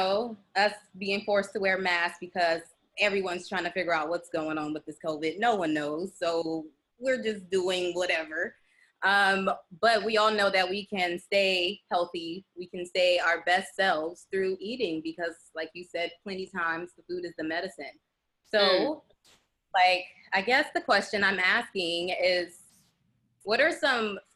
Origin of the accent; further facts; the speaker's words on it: Compton, California, United States; also born or lived in Orange County / New York; I'm from Compton, and, you know, I grew up in poverty